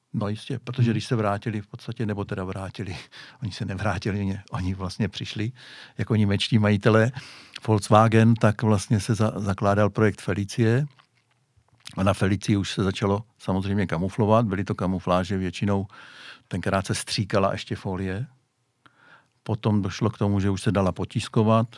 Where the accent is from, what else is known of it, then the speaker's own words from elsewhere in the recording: Hradiště, Czechia; u nás v Hradišti dělal